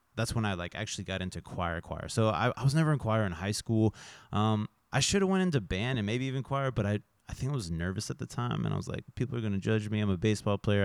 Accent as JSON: {"language": "English", "town": "Fort Scott", "region": "Kansas", "country": "United States", "tie": "born or raised there", "also_born_or_lived": "Manhattan, Kansas", "moved": "yes", "lives_now": "Kansas City, United States", "said": "born and raised in Fort Myers, Florida"}